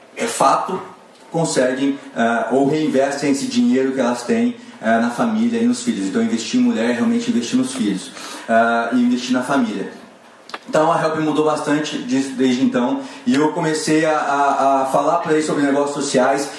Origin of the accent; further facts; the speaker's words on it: Maringá, Paraná, Brazil; sou de Maringá, Paraná.